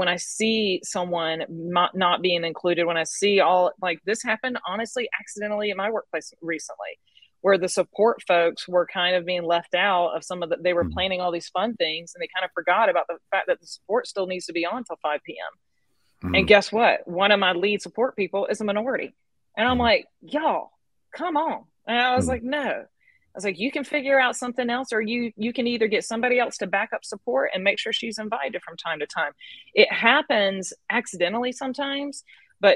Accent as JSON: {"language": "English", "region": "the South", "country": "United States", "said": "Where I am from the South, so I'm going to talk like this"}